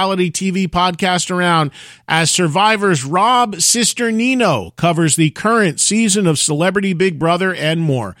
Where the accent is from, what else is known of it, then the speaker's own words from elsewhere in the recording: New Jersey, United States; as a kid, growing up in New Jersey